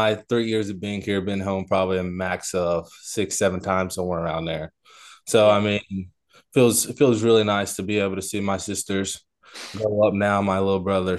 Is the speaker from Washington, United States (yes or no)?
no; Morrilton, Arkansas, United States; also born or lived in Conway; Always lived in Morrilton. Lived in Conway. So I stayed in Conway, but went to school in Morrilton.